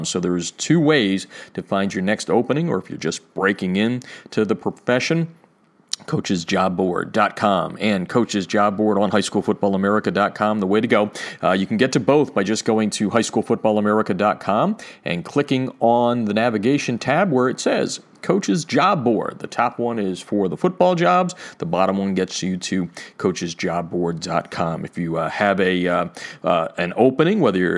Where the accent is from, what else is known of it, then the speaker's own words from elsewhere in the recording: Easton, Pennsylvania, United States; moved away; my hometown of Easton, Pennsylvania